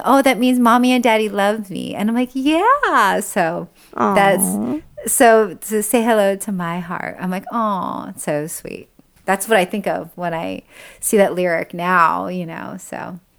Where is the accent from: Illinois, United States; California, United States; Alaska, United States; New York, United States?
California, United States; like being Japanese American, growing up in Orange County, in white Orange County was so like difficult because like, Japanese are very proud people.